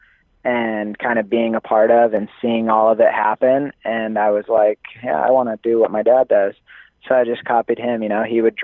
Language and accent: English; Utah, United States; I'm from Utah